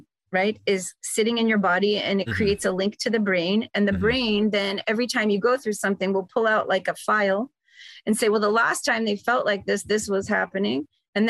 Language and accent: English; New York, United States; moved away as an adult; now in Arizona, United States; I'm from New York